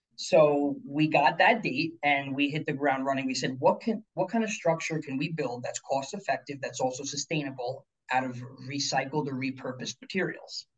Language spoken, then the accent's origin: English; Pleasantville, New York, United States; also born or lived in Florida; I grew up local here in a mm-hmm. small town in Pleasantville. That's actually ten minutes from Armonk here